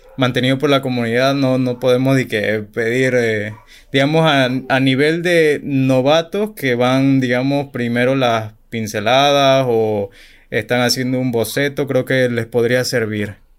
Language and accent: Spanish; Chiriquí, Panama; Yo no soy de la capital, yo soy de Chiriquí